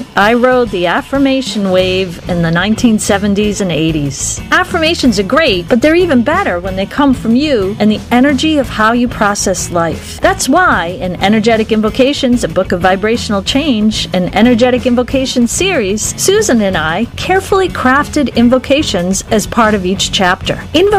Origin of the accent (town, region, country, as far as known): Boston, Massachusetts, United States